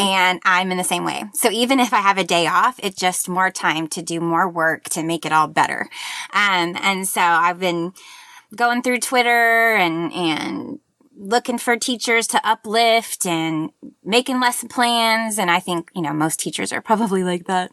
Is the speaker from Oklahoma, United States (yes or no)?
yes; Tulsa, Oklahoma, United States; also born or lived in Joplin, Missouri; now in Oklahoma City, United States; I was born in Joplin, Missouri, and then my family li-, uh, lived, uh, in Tulsa, and now I live in Oklahoma City with my family